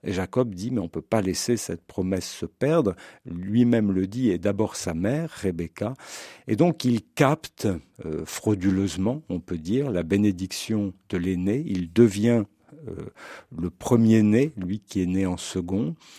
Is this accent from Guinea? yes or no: no; France; now in Switzerland; je suis français, même si j'enseigne en Suisse